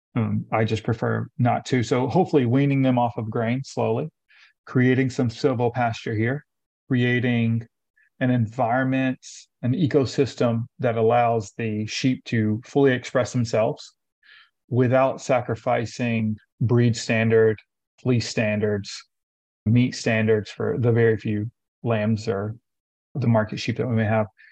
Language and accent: English; Lafayette, Tennessee, United States; moved away; I grew up in Tennessee. I'm originally from Tennessee, about an mm-hmm. hour north of Nashville. It's called, it's a small town called Lafayette.